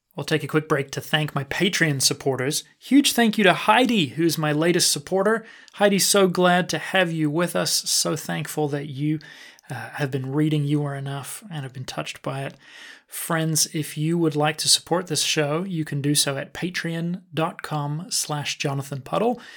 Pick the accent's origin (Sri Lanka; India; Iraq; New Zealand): New Zealand; I was born and raised in New Zealand